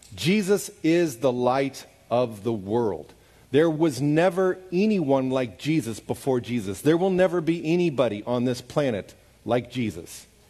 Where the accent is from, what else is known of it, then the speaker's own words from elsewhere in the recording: Overland Park, Kansas, United States; moved away as an adult; also born or lived in Kyiv, Ukraine / St. Petersburg, Russia; where I grew up so that they could see my home. And I loved my little house in Overland Park, Kansas